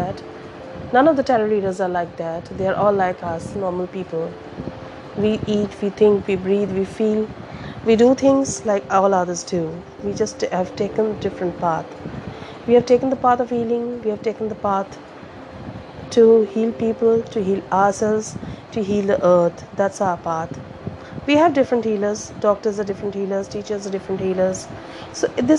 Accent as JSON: {"language": "English", "country": "India", "said": "I'm from India"}